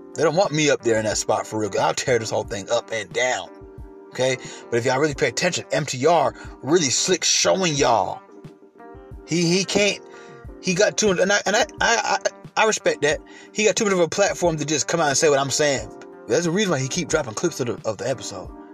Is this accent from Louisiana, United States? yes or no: no; Atlanta, Georgia, United States; I live in Atlanta. I was raised in Atlanta